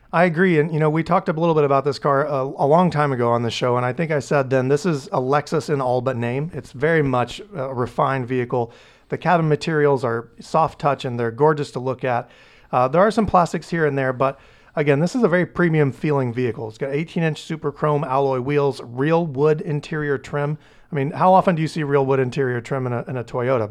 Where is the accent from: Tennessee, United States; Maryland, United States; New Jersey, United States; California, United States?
Tennessee, United States; moved away as an adult; now in Maine, United States; I'm from Tennessee originally. I moved to Maine, uh, about ten years ago